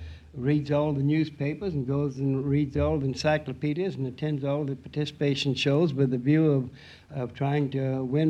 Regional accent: Leavenworth, Kansas, United States; Leavenworth, Kansas.

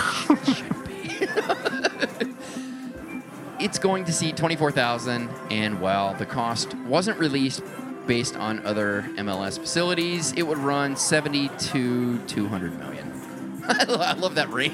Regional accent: Cleveland, Ohio, United States; now in Las Vegas, United States; I'm from Cleveland

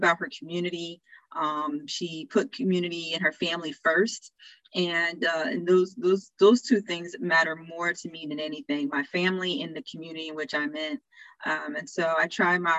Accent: New Jersey, United States; a local soup kitchen in my hometown in New Jersey

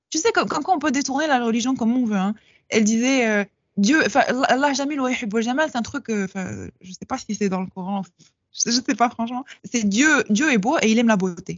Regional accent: Casablanca, Casablanca-Settat, Morocco; je suis marocaine. je suis de Casablanca

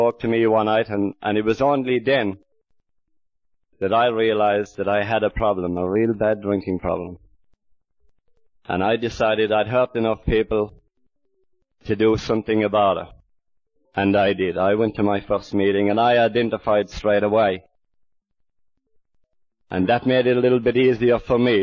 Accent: Ireland; now in Australia; I'm more of an Aussie than I am an Irishman. I've been out here about 23 years

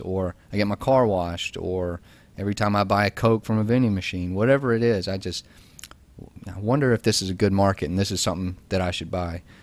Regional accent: Georgia, United States; I'm from Georgia. I went to Georgia Tech

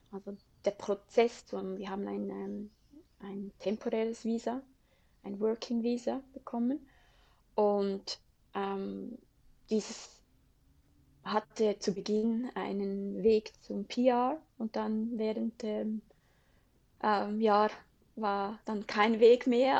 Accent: Switzerland; accent: Swiss German; moved away as an adult; now in Adelaide, Australia; ich liebe die Schweiz und ähm, hätte mir nie vorstellen können, dass ich mal aus der Schweiz mhm. weggehe. Ich bin in den Bergen aufgewachsen

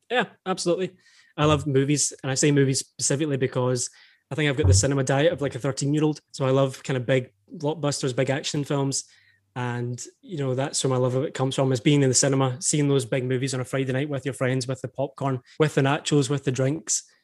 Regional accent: East Kilbride, Scotland, United Kingdom; I grew up in East Kilbride, which is a kind of small town, maybe thirty minutes from

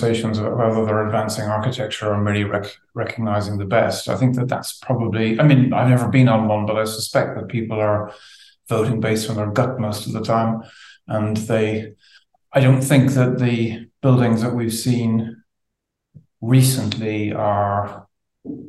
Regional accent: Ireland; now in London, United Kingdom; I was brought up in Southern Ireland, but my family are from Northern Ireland

